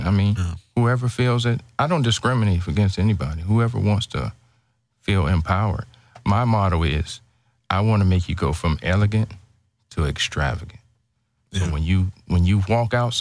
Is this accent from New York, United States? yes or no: no; Ohio, United States; moved away as an adult; now in Houston, United States; I am actually from Ohio.